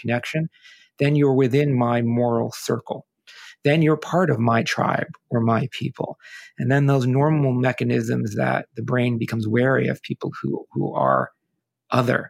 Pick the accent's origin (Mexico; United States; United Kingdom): United States; I'm Italian by ancestry growing up in America